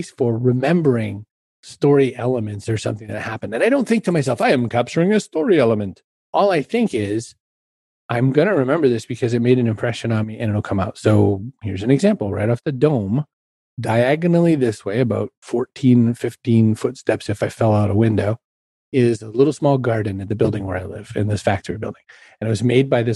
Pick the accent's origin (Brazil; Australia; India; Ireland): Ireland; I'm Irish